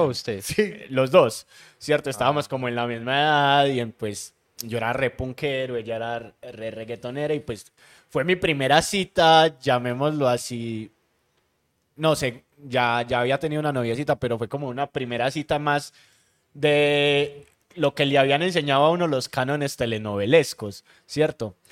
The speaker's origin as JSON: {"language": "Spanish", "town": "Medellín", "region": "Antioquia", "country": "Colombia", "tie": "born or raised there"}